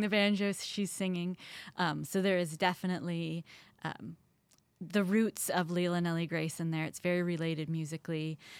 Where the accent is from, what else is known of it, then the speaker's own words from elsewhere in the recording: Columbia, Missouri, United States; moved away; I grew up in Columbia as part of a family band